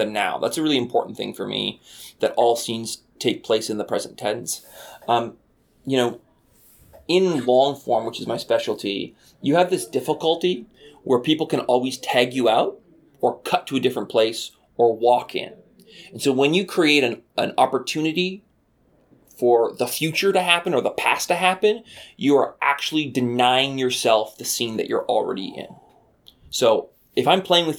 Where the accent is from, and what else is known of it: Canada